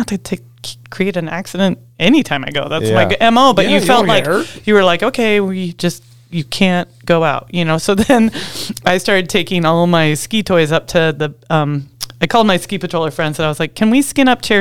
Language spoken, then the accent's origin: English; Federal Way, Washington, United States; now in Alaska, United States; I grew up in Washington State, between Seattle and Tacoma, in a little town called Federal Way